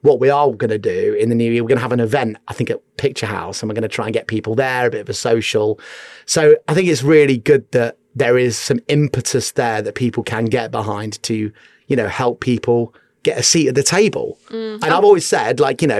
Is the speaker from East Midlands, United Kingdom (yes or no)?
yes; Newark, East Midlands, United Kingdom; moved away; also born or lived in Bath / London; I grew up in Newark, Nottinghamshire